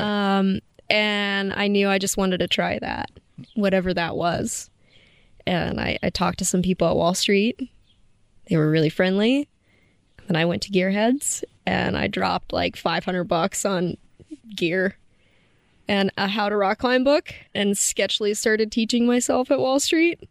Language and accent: English; Kentucky, United States; moved away as an adult; now in Moab, United States; I'm originally from Kentucky